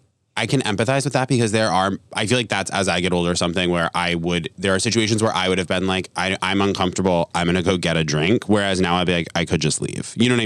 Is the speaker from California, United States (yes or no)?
no; Rhode Island, United States; also born or lived in Vermont; I'm from Rhode Island and Vermont.